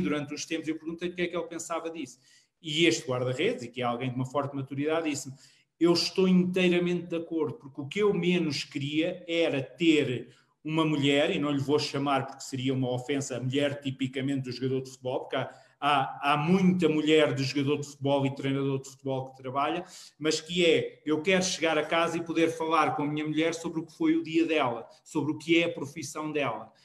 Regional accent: Queluz, Lisbon, Portugal; eu sou de Queluz Montabrão

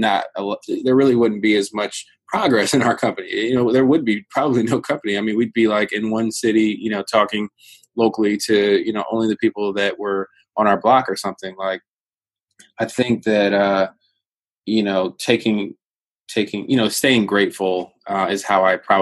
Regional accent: Virginia, United States; I come from I come from Virginia

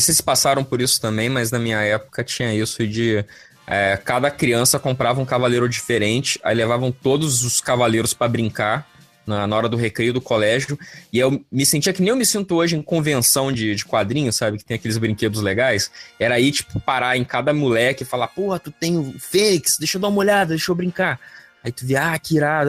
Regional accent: Vitória, Espírito Santo, Brazil; Eu, quando eu era criança lá em, em Vitória Espírito Santo

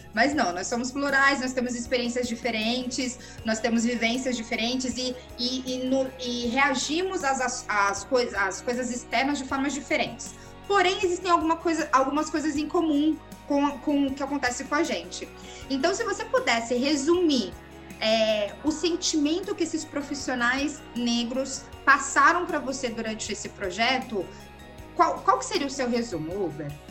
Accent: Brazil; nós, negros brasileiros, nós somos 56% da população brasileira agora

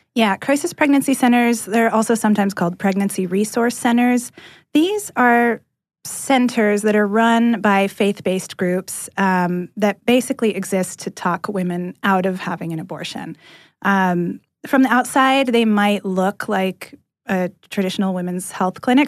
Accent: California, United States; moved away as an adult; now in Atlanta, United States; I'm from California originally

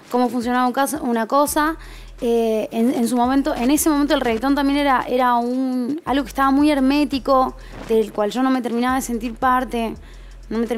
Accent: north, Argentina; esa fue mi ventaja, porque yo no traía el porteño conmigo, ¿entendés? {S0} Porque venía del norte

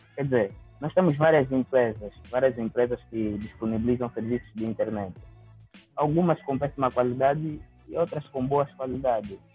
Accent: Angola; sou escritor e sou de Angola, África

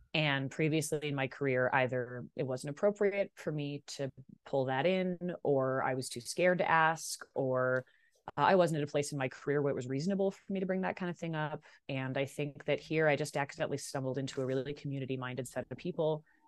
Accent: Vancouver, British Columbia, Canada; I grew up in Vancouver.

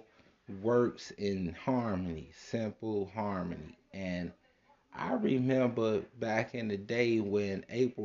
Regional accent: Chicago, Illinois, United States; I was born and raised in Chicago on the south side

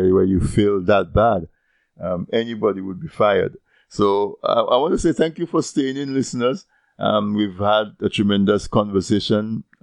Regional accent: Castle Bruce, Dominica; I'm from Castlebruce

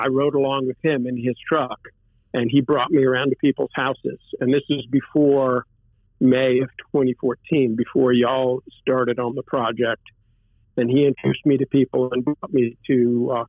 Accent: Louisiana, United States; also born or lived in Boston, Massachusetts; I'm originally from Louisiana. My family's from Louisiana. Going back pretty far from Brobridge, the Brobridge area

